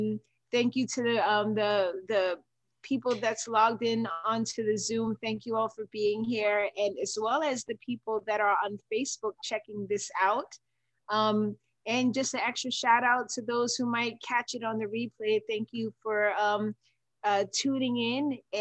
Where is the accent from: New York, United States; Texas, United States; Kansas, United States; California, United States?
New York, United States; moved away; I was born in New York